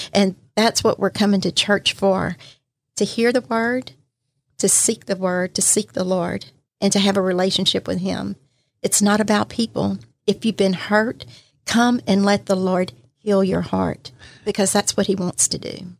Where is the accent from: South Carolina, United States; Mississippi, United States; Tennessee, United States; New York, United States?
Mississippi, United States; Pascagoula; also born or lived in Plaquemine, Louisiana; I've been here all my life, was raised in Pascagoula